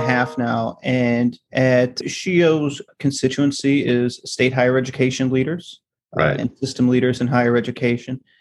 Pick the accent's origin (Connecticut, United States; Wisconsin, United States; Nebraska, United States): Wisconsin, United States; moved away as an adult; also born or lived in Minnesota; now in Washington, D.C., United States; I'm originally from Wisconsin, and I went from a little small town in Wisconsin